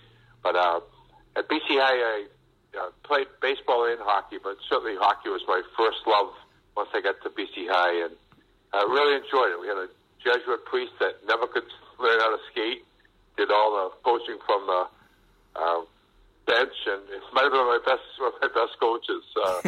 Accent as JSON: {"language": "English", "town": "Watertown", "region": "Massachusetts", "country": "United States", "tie": "born or raised there", "said": "I grew up in Watertown. I was one of 10 children, and my father was a physician."}